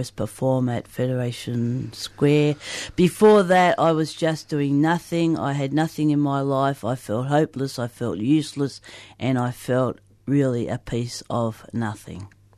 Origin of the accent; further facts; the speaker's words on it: Broken Hill, New South Wales, Australia; moved away as an adult; now in Melbourne, Australia; I came from Broken Hill to come down to Melbourne to do my music degree 30 years ago.